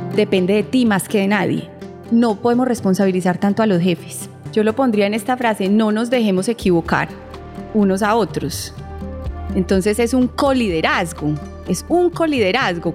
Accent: Colombia; Somos colombianos y nos sentimos orgullosos de eso

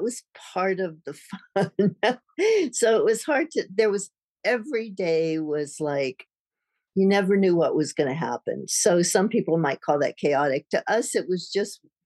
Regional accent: Tucson, Arizona, United States; moved away as an adult; also born or lived in London; grew up in Tucson, and I had to get away from Tucson back then, about 67 or something.

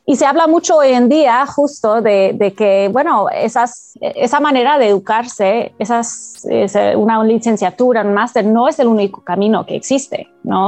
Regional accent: Canada; yo no soy de Latinoamérica, eh, soy de Canadá

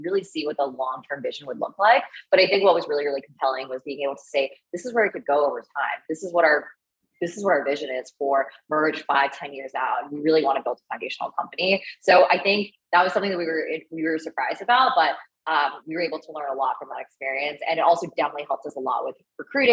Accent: outside Boston, Massachusetts, United States; also born or lived in China / Canada; I spent most of my childhood and formative years in America, outside Boston, in the suburbs

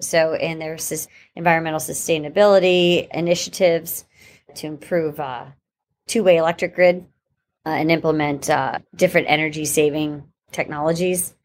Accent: Pittsburgh, Pennsylvania, United States; born or raised there; moved away as an adult; now in Saint Petersburg, United States

